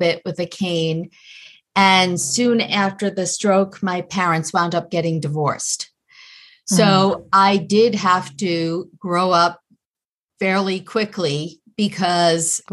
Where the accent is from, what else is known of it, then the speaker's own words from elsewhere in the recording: Long Island, New York, United States; I grew up in New York in Long Island